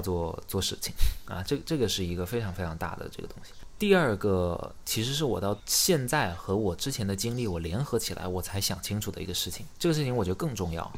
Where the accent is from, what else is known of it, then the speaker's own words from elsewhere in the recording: Xiamen, Fujian, China; now in Beijing, China; 你知道我是厦门人吗